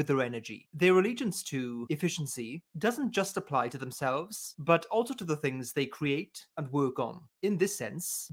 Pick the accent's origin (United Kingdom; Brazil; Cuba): United Kingdom; as a Brit